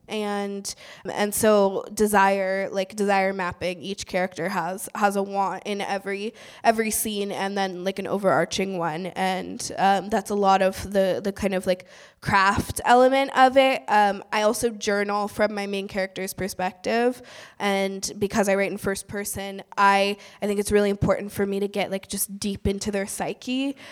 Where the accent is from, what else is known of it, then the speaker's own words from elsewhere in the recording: Oakland, California, United States; I grew up in East Oakland